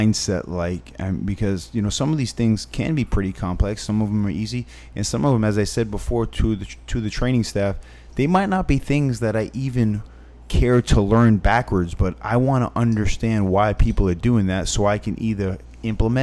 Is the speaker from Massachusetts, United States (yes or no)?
yes; Fall River, Massachusetts, United States; moved away as an adult; also born or lived in Richmond, Virginia; I'm from Fall River, Massachusetts